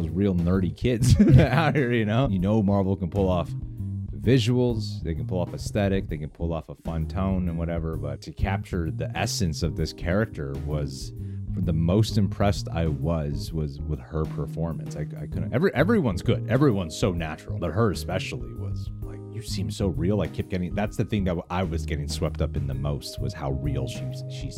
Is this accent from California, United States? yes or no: yes; California, United States; Growing up Filipino in California